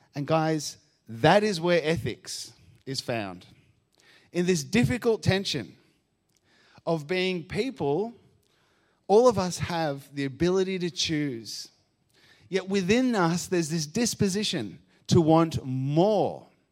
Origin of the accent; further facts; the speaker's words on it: Argentina; now in Australia; I grew up in Argentina